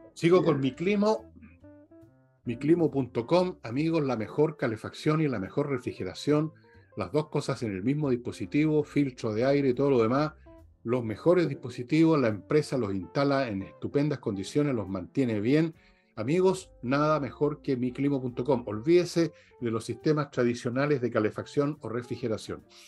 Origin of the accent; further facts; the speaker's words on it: Chile; soy un chileno más